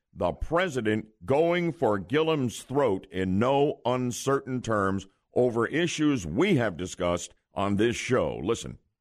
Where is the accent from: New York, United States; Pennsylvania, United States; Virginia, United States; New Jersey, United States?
New Jersey, United States; Glen Rock; now in Orlando, United States; when I was a kid growing up in Glen Rock, New Jersey